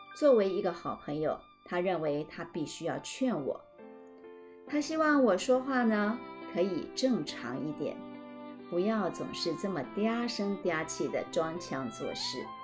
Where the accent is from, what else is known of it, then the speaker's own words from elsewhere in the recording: Madou, Tainan, Taiwan; 我从小生长在台湾的南部 在台南的麻豆乡下，那是我阿公的家